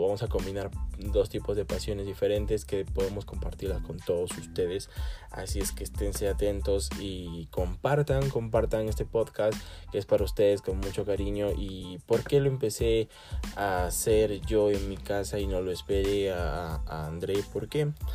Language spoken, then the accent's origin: Spanish; Arequipa, Peru; mi país y, en mi ciudad Arequipa, en Perú Arequipa